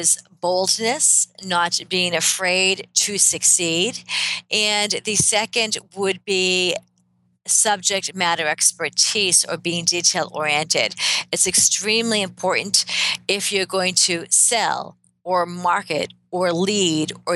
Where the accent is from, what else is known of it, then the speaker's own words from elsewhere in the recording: Boston, Massachusetts, United States; I am a Bostonian, born and bred and educated